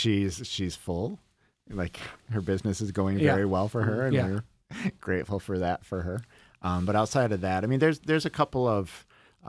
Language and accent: English; Dansville, New York, United States; now in Brighton, United States; I grew up in Dansville. You know, we're a town of 5,000 total people, and I live in Brighton, an affluent suburb.